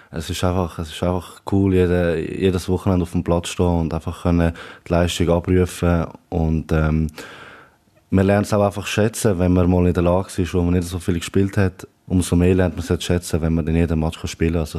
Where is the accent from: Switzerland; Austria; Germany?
Switzerland; Aargau; now in Basel, Switzerland; Ähm, ich bin ja im Aargau aufgewachsen, ähm, bin ja dann ähm, später nach Basel gezogen. Aber ähm, der Dialekt der bleibt noch ein bisschen.